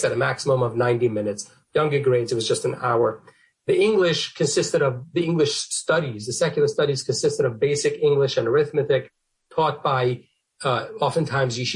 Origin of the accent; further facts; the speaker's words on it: New York City, New York, United States; I grew up in Borough Park, which is a Hasidic section of Brooklyn, New York.